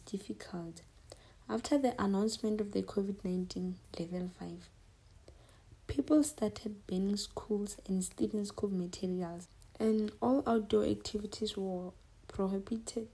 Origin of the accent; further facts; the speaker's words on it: Limpopo, South Africa; I'm from Limpopo